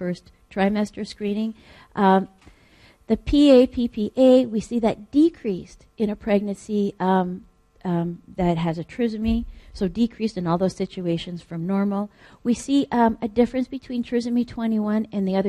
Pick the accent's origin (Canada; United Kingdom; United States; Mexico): Canada; I'm Canadian